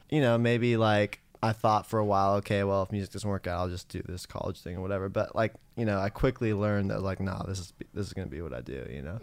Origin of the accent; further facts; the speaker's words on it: San Francisco, California, United States; now in Los Angeles, United States; I grew up in San Francisco, and I started writing songs in high school